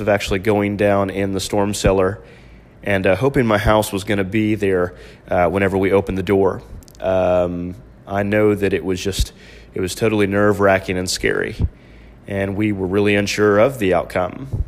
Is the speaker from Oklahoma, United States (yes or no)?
yes; Oklahoma City, Oklahoma, United States; my hometown is Oklahoma City, uh, right in the heart of Tornado Alley.